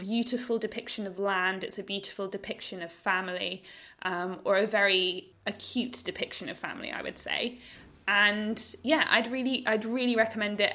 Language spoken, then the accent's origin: English; United Kingdom; now in Australia; as a British person as well, living in Australia